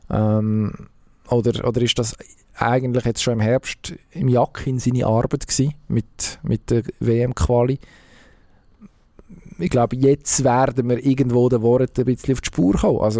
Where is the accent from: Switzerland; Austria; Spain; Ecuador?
Switzerland; dann also da können wir uns als Schweizer, als, als Fußballnation Schweiz im Moment natürlich schon strecken.